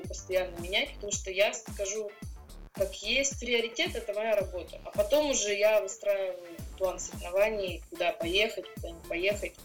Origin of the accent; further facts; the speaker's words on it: Russia; я первая россиянка